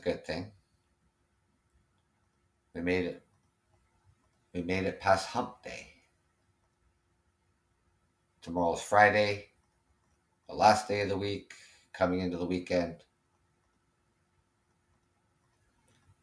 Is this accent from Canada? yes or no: yes; Ontario, Canada; I am Canadian and I am from Ontario, Canada.